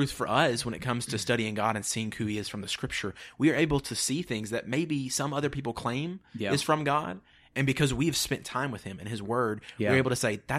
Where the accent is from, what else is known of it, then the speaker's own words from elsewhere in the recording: Tennessee, United States; I'm {S1} from Tennessee, grew up there, grew up a Tennessee fan.